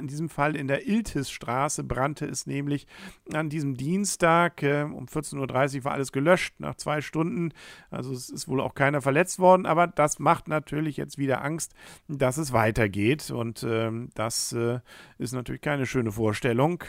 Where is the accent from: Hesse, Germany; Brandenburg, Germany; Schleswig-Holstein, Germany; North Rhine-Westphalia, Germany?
Schleswig-Holstein, Germany; Kiel; wir als Kieler